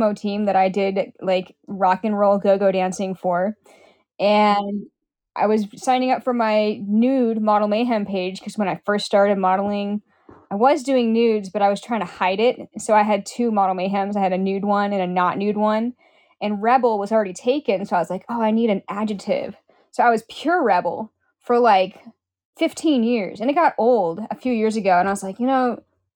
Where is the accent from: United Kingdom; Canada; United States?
United States; Pacific Northwest; I'm from the Pacific Northwest